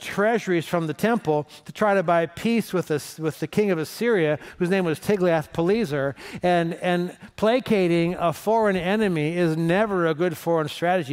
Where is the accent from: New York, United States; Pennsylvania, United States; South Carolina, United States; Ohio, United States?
Ohio, United States; Cleveland; I'm from Cleveland, and there's potholes that are big enough to swallow your car